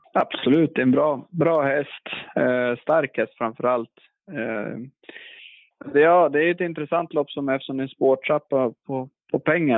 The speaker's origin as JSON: {"language": "Swedish", "country": "Sweden", "tie": "born or raised there", "also_born_or_lived": "United States", "said": "längtade tillbaka till, till Sverige och kompisarna där"}